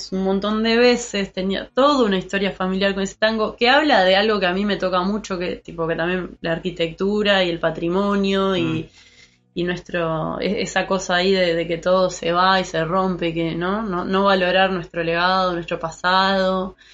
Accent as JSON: {"language": "Spanish", "region": "Montevideo", "country": "Uruguay", "tie": "born or raised there", "also_born_or_lived": "Treinta y Tres", "said": "de Montevideo, ah, eh, oriunda de Montevideo."}